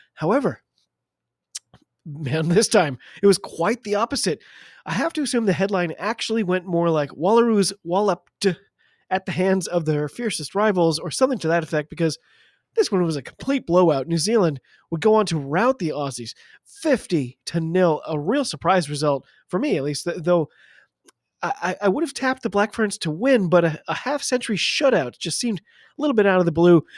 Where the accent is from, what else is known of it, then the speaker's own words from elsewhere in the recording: United States; I'm an American